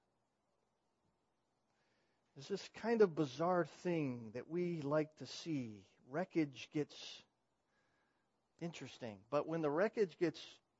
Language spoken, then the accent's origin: English; California, United States; moved away; I come from California